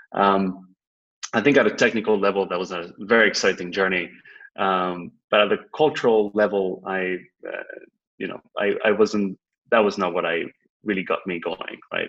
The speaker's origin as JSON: {"language": "English", "country": "Spain", "also_born_or_lived": "New York, United States / Boston, United States", "moved": "as an adult", "said": "I'm originally from Spain, and I spent the last uh, decade or so in the United States between New York and Boston"}